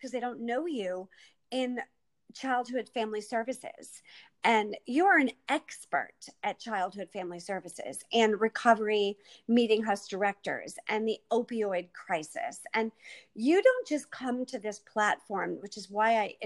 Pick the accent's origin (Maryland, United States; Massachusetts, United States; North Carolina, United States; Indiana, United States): Massachusetts, United States; I'm from Mass